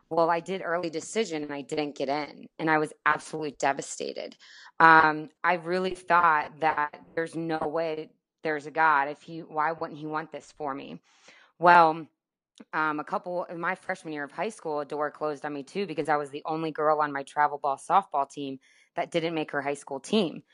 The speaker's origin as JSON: {"language": "English", "town": "Tampa", "region": "Florida", "country": "United States", "tie": "born or raised there", "also_born_or_lived": "Amarillo, Texas / Atlanta", "moved": "as an adult", "said": "growing up in Florida and in Tampa"}